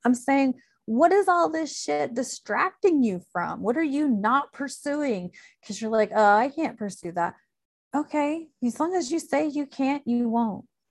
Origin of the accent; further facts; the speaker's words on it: Illinois, United States; moved away; also born or lived in Chicago; I grew up in Illinois